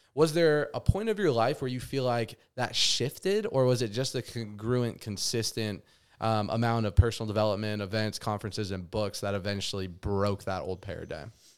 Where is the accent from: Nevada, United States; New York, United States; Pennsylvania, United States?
Nevada, United States; Las Vegas; moved away as an adult; having to move away from my hometown in Las Vegas